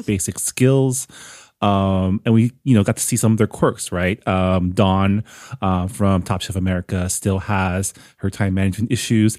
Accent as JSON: {"language": "English", "country": "Canada", "moved": "yes", "lives_now": "United States", "said": "Canada, my home country"}